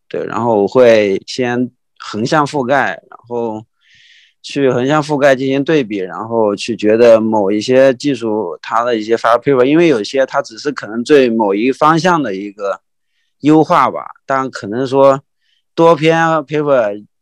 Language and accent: Chinese; Wenzhou, Zhejiang, China; 我是温州人嘛